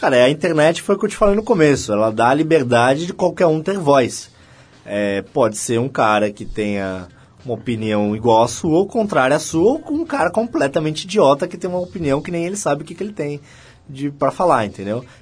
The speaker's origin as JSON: {"language": "Portuguese", "town": "Santos", "region": "São Paulo", "country": "Brazil", "tie": "born or raised there", "said": "eu sou de Santos"}